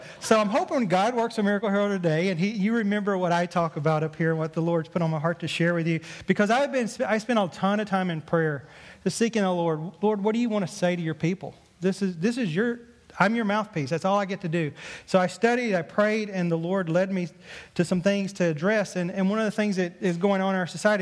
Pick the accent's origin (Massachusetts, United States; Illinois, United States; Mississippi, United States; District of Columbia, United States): Mississippi, United States; accent: southern drawl; moved away; I grew up in Mississippi. Obviously, you probably heard from my southern drawl a little bit